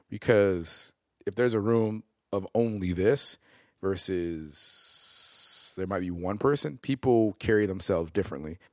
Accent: Oak Park, Illinois, United States; also born or lived in West Side, Chicago; I grew up in Oak Park.

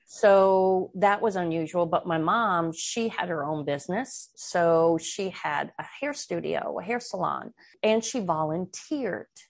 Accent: Midwest, United States; moved away as an adult; also born or lived in Washington, D.C.; I grew up in the Midwest where we were taught right is right and wrong is wrong.

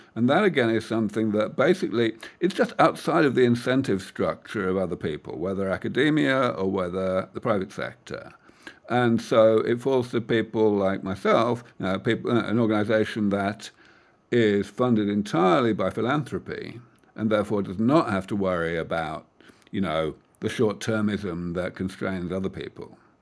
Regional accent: United Kingdom; moved away as an adult; now in California Bay Area, United States; I am from that far off place called the rest of the world, um, from the U K.

